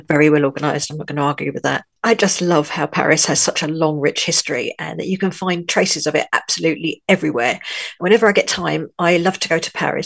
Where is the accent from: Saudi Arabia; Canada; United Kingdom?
United Kingdom; London; moved away as an adult; now in France; I was, as you may be able to tell from my accent, born in London.